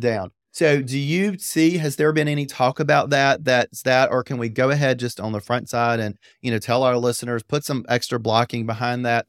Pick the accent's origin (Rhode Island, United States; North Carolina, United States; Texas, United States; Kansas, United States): North Carolina, United States; Apex; I grew up in Apex